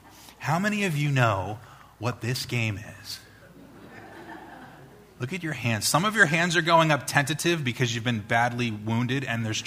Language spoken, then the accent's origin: English; Long Island, New York, United States; I was probably about 10 years old, growing up on Long Island